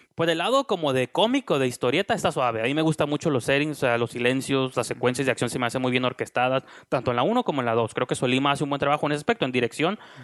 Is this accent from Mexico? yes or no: yes; Mexico; nosotros como mexicanos